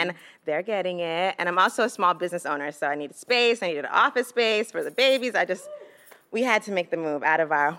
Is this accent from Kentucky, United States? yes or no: no; New York City, New York, United States; moved away as an adult; now in New Jersey, United States; I'm originally from Brooklyn, but I just moved to New Jersey.